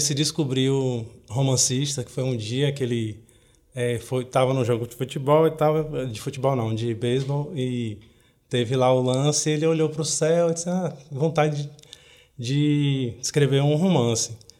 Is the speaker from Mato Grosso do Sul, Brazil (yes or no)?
no; Bahia, Brazil; now in Fortaleza, Brazil; Eu sou baiano